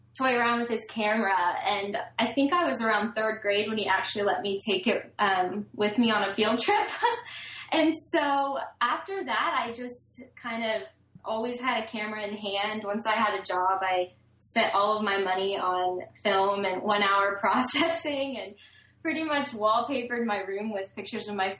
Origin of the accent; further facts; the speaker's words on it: Gainesville, Florida, United States; I was born in Gainesville, Florida